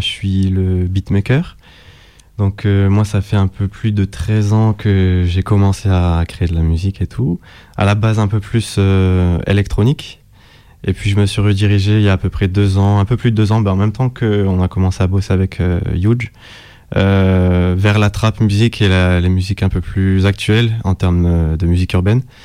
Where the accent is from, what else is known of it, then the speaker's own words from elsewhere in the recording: Nîmes, Occitania, France; moved away as an adult; now in Lyon, France; je viens aussi de Nîmes